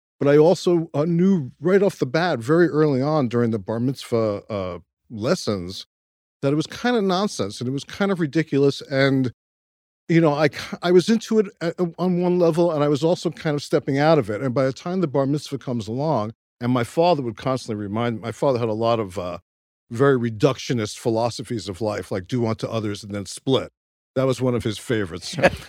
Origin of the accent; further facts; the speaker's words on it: Brooklyn, New York, United States; My parents were secular Jews. I grew up in Brighton Beach and was sent to the local Hebrew school, which happened to be a very orthodox Hebrew school.